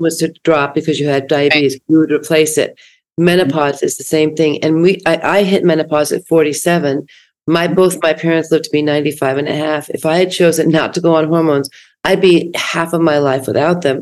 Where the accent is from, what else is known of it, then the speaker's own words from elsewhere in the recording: East Coast, United States; now in West Coast, United States; I grew up on the East Coast and I have a lot of family there and a lot of friends, but I've lived on the West Coast since 1977